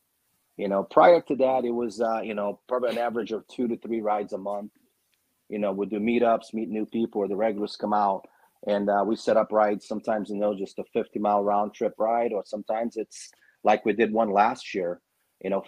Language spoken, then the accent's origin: English; Arizona, United States; also born or lived in Brazil; I was born in Brazil and I was raised here